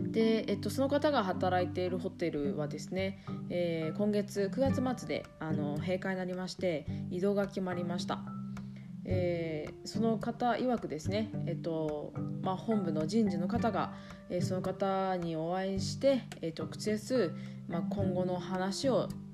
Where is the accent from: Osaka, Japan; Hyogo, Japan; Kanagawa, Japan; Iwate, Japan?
Iwate, Japan; moved away as an adult; also born or lived in New Zealand / Tokyo; 岩手県の出身で、え高校まで岩手におりましたが